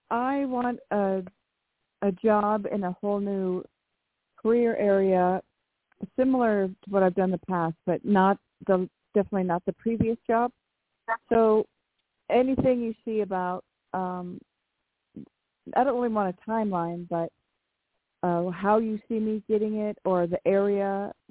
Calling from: Washington, United States; I am calling from Washington State.

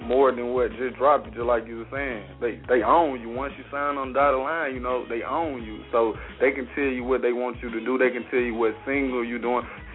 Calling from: Columbus, Mississippi, United States; I'm calling from Columbus, Mississippi.

